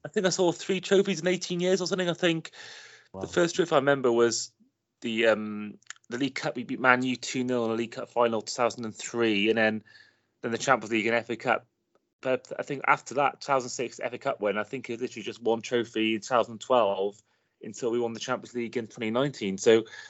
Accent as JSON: {"language": "English", "area": "Welsh", "region": "Wales", "country": "United Kingdom", "said": "we both live in Wales, which get a lot of stick for the fact that we're Welsh Liverpool fans"}